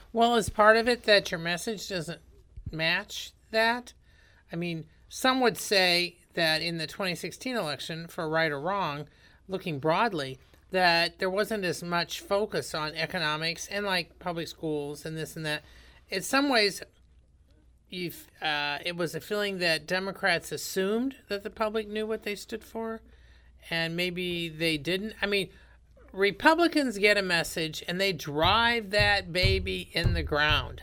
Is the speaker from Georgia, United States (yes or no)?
no; rural Indiana, United States; I'm from rural Indiana